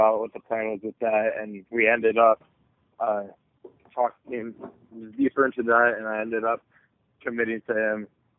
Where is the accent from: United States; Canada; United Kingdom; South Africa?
United States; Oregon; born there; So my family's been, like I said, I was born in Oregon.